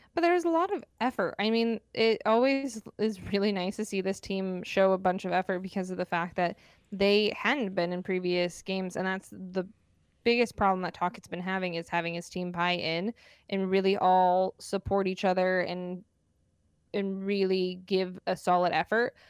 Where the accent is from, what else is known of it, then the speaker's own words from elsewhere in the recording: Arizona, United States; born and raised in Arizona